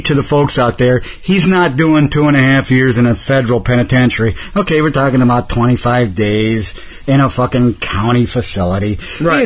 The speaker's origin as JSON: {"language": "English", "town": "Cleveland", "region": "Ohio", "country": "United States", "tie": "born or raised there", "moved": "yes", "lives_now": "Detroit, United States", "said": "I was born in fucking Cleveland"}